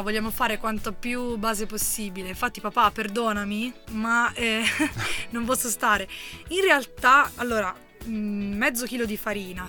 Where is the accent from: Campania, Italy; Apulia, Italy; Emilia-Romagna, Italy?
Apulia, Italy; now in Trentino, Italy; siamo pugliesi, però siamo